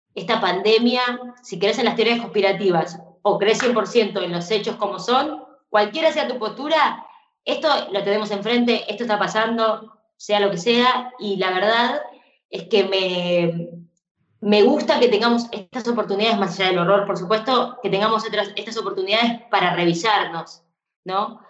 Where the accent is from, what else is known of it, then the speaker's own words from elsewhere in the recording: Argentina; como fan de la música pop siendo argentina